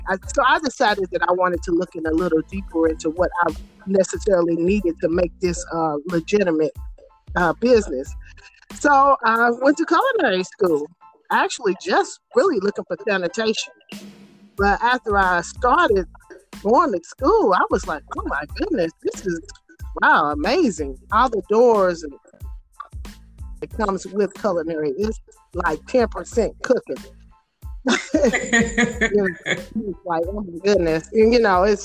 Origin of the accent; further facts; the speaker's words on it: Indianapolis, Indiana, United States; I grew up in Indianapolis and Indiana